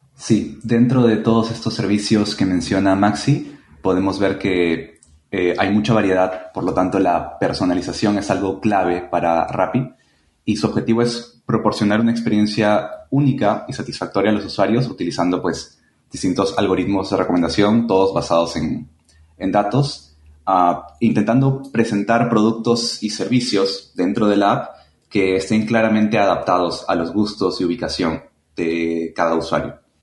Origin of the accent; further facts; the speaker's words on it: Chiclayo, Lambayeque, Peru; now in Lima, Peru; Soy peruano, nací en Chiclayo, pero actualmente vivo en Lima